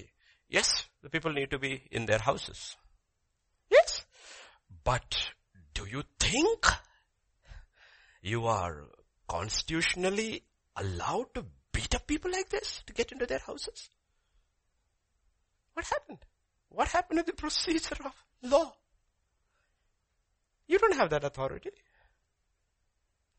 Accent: India; As an Indian citizen

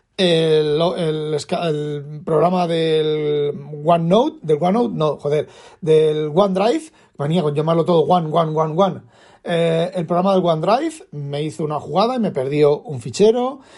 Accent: Elda, Valencian Community, Spain; de Elda, de donde yo soy, donde yo nací

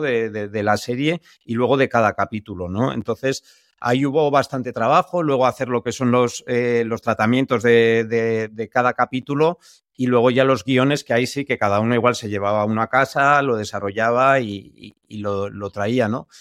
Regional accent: San Sebastián, Basque Country, Spain; nosotros que somos de San Sebastián

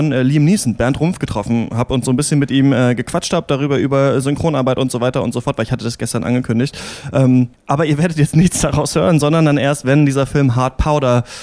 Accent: Heidelberg, Baden-Württemberg, Germany; Ich komme ja aus

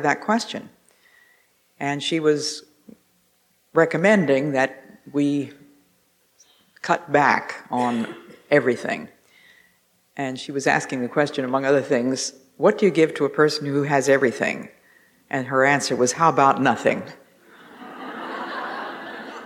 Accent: Northeast, United States; accent: Northeast; my Northeast accent

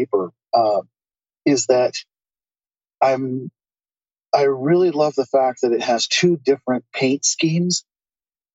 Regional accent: Southern Oregon, United States; moved away as an adult; also born or lived in Portland, Oregon; now in China; from my stretch of Oregon, my original stretch, home part of Oregon. But I moved to China from the Portland area

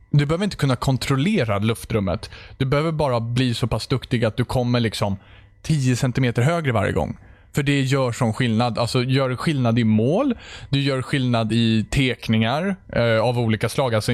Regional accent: Sweden; Ser ni inte att jag är svensk heller?

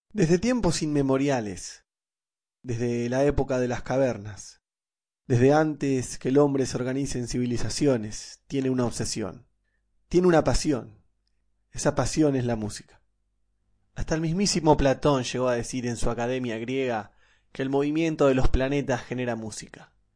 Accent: Argentina; Yo soy de Argentina

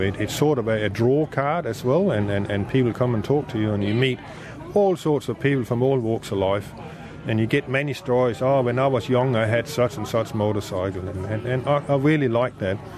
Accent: Denmark; moved away as an adult; now in Australia; I'm from Denmark. I've been in Australia now for 28 years.

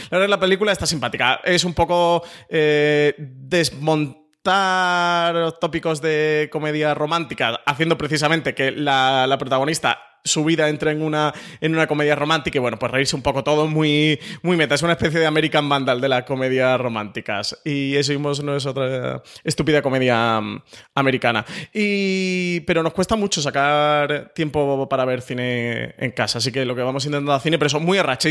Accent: Málaga, Andalusia, Spain; moved away

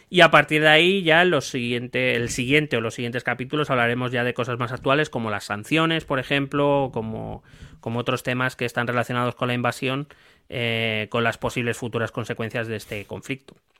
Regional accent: Madrid, Community of Madrid, Spain; entonces yo soy Madrid, soy Madrid en general.

